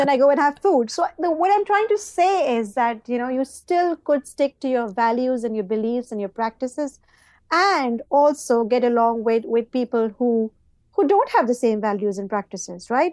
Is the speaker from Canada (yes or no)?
no; Pakistan; moved away as an adult; also born or lived in Dubai; now in United Kingdom; I've done my O levels and A levels, you know, back in Pakistan